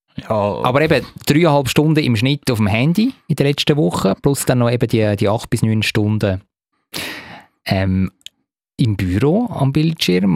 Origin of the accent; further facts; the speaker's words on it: Zurich, Switzerland; als, als Zürcher